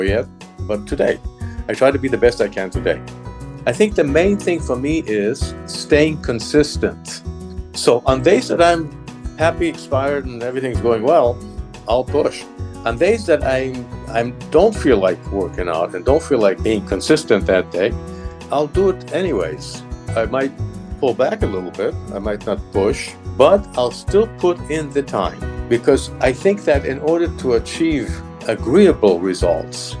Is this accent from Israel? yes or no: yes; Israel; moved away; I grew up in Israel. I went to school in Israel.